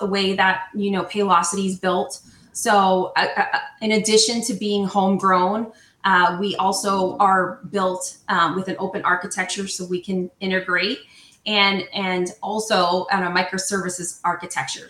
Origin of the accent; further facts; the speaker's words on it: New Jersey, United States; now in Southern California, United States; I'm not Italian. I am from New Jersey